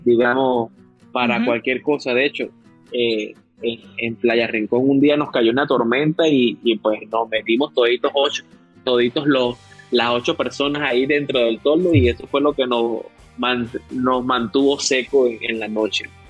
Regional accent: Venezuela; now in Dominican Republic; yo orgullosamente yo soy venezolano, pero así lo digo, orgullosamente yo vivo acá en República Dominicana

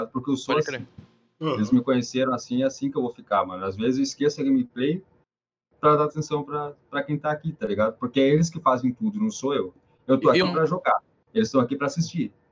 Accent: Ponta Grossa, Paraná, Brazil; now in Curitiba, Brazil; Em 2013, que foi quando eu vim de Ponta Grossa para Curitiba, que eu morei na rua quase um ano, passei o Natal na rua, aliás.

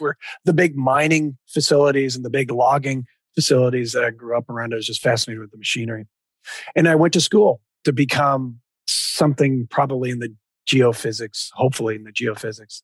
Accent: Spokane, Washington, United States; also born or lived in California / northern Idaho / southern British Columbia; I grew up with in Washington

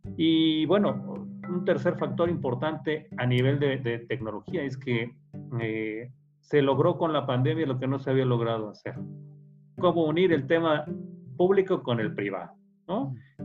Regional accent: Mexico City, Mexico; soy originario de la Ciudad de México

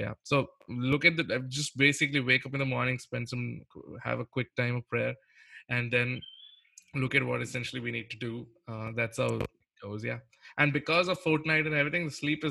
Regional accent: India; I'm an Indian

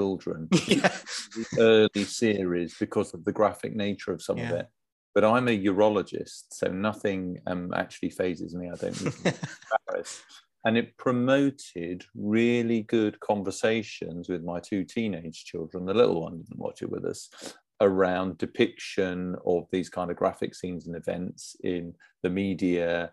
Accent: Essex, East of England, United Kingdom; I'm from Essex

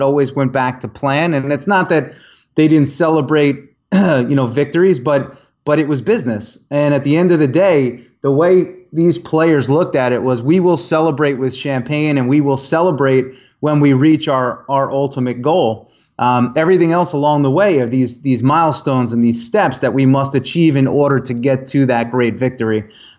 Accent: Northeast, United States; I was brought up in the Northeast as well under the mentality of, if you're not working, somebody else is.

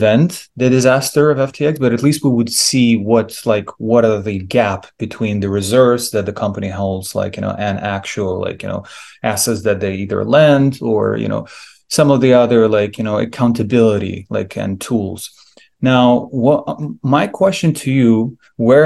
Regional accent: Ukraine; moved away; I'm from Ukraine originally

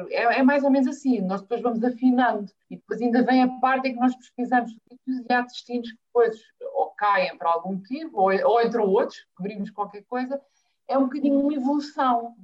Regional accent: São Miguel, Azores, Portugal; now in Lisbon, Portugal; sou açoriana, nascida na ilha de São Miguel

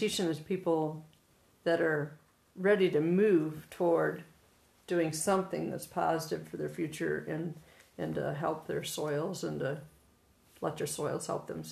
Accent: Michigan, United States; now in Montana, United States; I am from Michigan originally and was born in agriculture and just loved every minute of my upbringing and the experiences that I had on the farm in Michigan

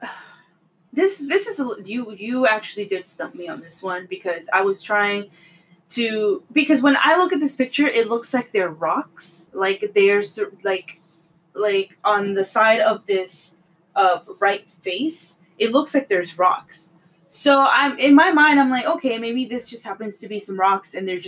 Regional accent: California, United States; moved away as an adult; also born or lived in Michigan; I was born and raised here in California

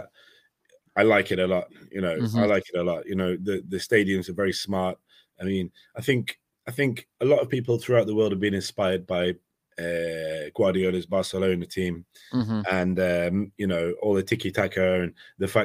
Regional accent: England, United Kingdom; as an English mm-hmm. person

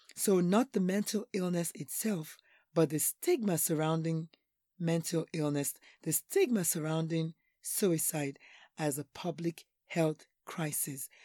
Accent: Nigeria; now in United States; I'm Nigerian

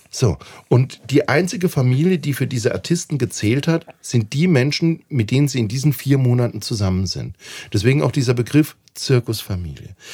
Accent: Mannheim, Baden-Württemberg, Germany; moved away as an adult; now in Valais, Switzerland; ich komme ja aus einer Arbeiterstadt Mannheim

